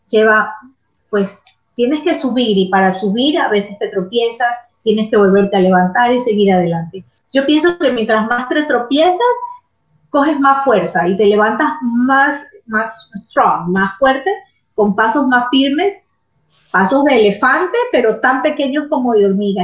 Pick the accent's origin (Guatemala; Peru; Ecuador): Ecuador; moved away as an adult; also born or lived in Florence, Italy; now in Miami, United States; yo me tenía que regresar a Ecuador, yo soy ecuatoriana